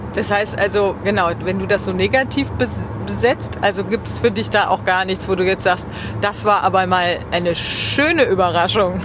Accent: West Germany, Germany; Jetzt bin ich Wessi

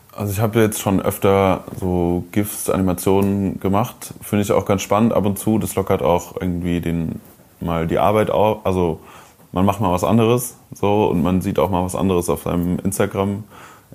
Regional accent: Koblenz, Rhineland-Palatinate, Germany; moved away; in meiner Heimatstadt Koblenz

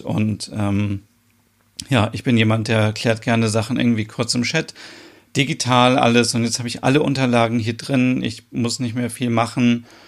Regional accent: Germany; bei uns in Deutschland

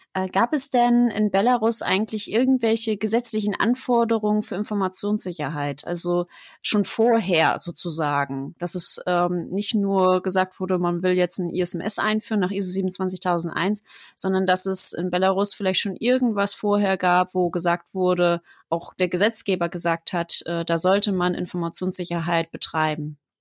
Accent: Germany; hier bei uns in Deutschland

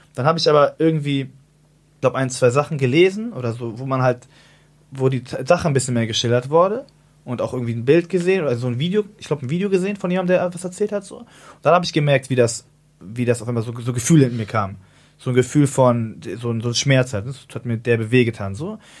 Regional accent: Hamburg, Germany; ich bin ja so in Altona groß geworden

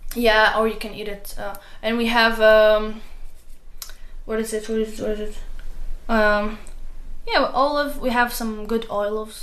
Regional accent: Morocco; moved away; we're friendly in uh, morocco

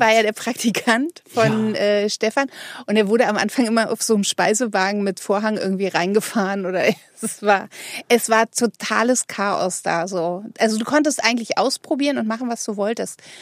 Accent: Berlin, Germany; in Berlin, wo man groß geworden ist, also ich zumindest

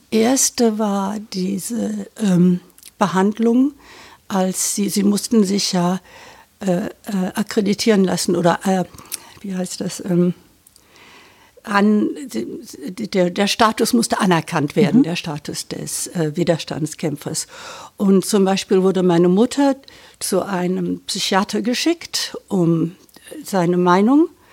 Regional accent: Düsseldorf, North Rhine-Westphalia, Germany; moved away as an adult; also born or lived in Britain; meine Familie und meine Kindheit in Düsseldorf in 50er Jahren

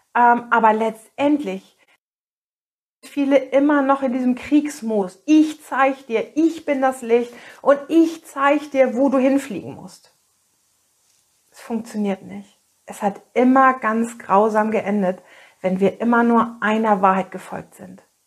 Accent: Northern Germany, Germany; hier bei uns in Norddeutschland

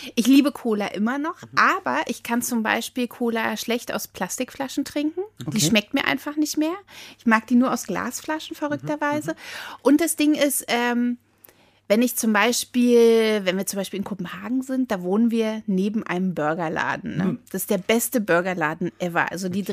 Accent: Berlin, Germany; ich komme ja aus dem Friedrichshain

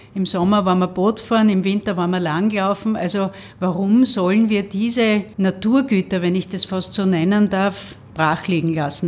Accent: Graz, Styria, Austria; ich bin in so einer Hochhaussiedlung aufgewachsen im Süden von Graz

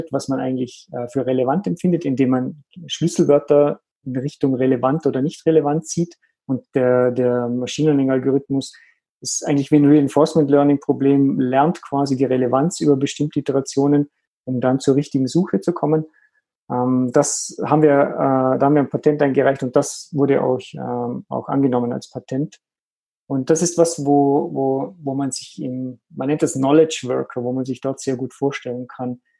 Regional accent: Vorarlberg, Austria; Ursprünglich bin ich aus Österreich in der Nähe vom Bodensee und Aviras Headquarter ist am Bodensee.

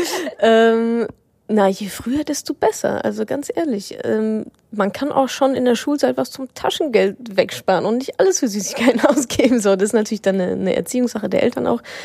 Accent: Dortmund, North Rhine-Westphalia, Germany; moved away; also born or lived in Hamburg; Ich war in meiner Heimat im wunderschönen Dortmund

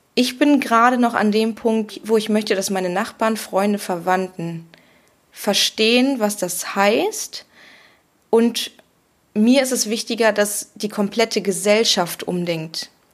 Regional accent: Germany; now in Cologne, Germany; ich bin in der Eifel groß geworden, bei uns gab es das schon immer

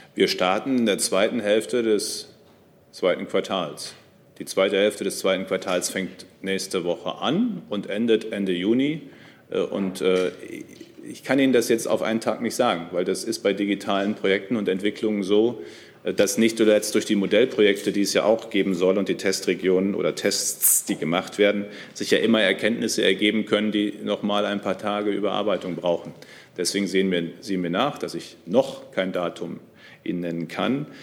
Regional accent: North Rhine-Westphalia, Germany; Ich komme aus NRW.

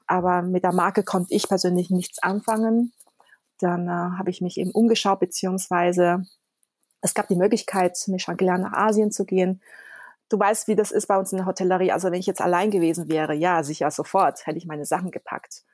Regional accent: Konstanz, Baden-Württemberg, Germany; German is a second language; also born or lived in Taiwan; Ich bin ja in Konstanz und auf der Insel Reichenau aufgewachsen.

